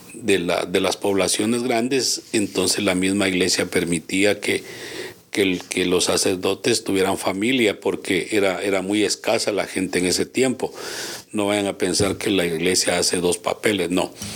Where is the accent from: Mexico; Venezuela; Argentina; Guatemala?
Guatemala; en mi país